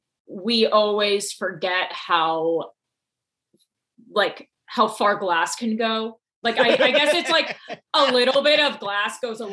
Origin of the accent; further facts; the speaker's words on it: North Carolina, United States; I grew up in the South, in North Carolina, not Charleston.